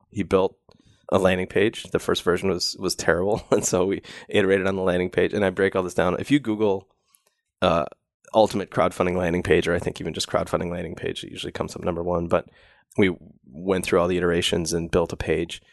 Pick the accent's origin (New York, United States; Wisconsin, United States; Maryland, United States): Wisconsin, United States; I grew up in Wisconsin where we have ice fishing